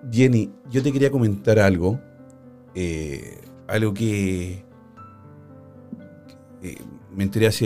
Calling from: Cali, Valle del Cauca, Colombia; De, Colombia, de, Colombia, de Cali.

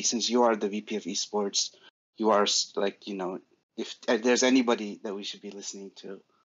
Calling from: New Hampshire, United States; Yeah, well, I'm calling from New Hampshire.

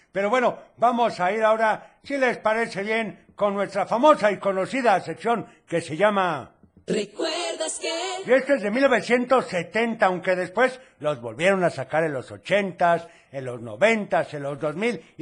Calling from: Guadalajara, Jalisco, Mexico; Un saludo … de Guadalajara.

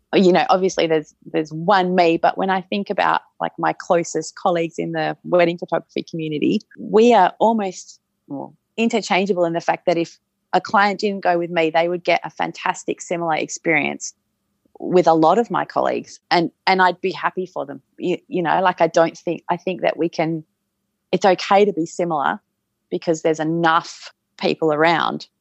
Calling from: Perth, Western Australia, Australia; I'm calling in from Perth in Western Australia

